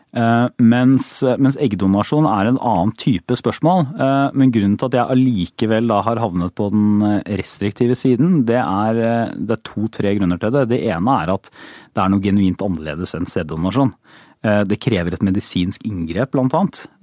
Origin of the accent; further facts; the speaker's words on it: Porsgrunn, Telemark, Norway; now in Oslo, Norway; jeg er fra Porsgrunn, det er ikke veldig langt fra Oslo til Porsgrunn